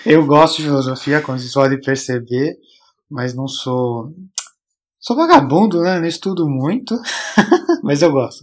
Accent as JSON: {"language": "Portuguese", "country": "Brazil", "also_born_or_lived": "Canada", "moved": "as an adult", "said": "também fugi do Brasil"}